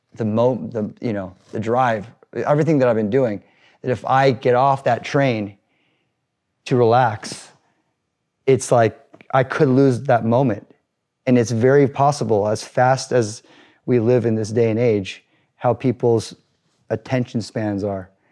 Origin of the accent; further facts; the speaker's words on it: Newport Beach, California, United States; growing up in Newport Beach, um, not being able to fit